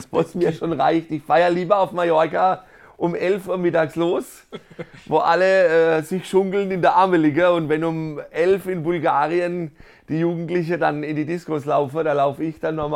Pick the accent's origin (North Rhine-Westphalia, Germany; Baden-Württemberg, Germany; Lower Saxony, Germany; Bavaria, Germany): Baden-Württemberg, Germany; Karlsruhe; Und sonst ähm, als Karlsruher ein gutes Höpfner Pilz.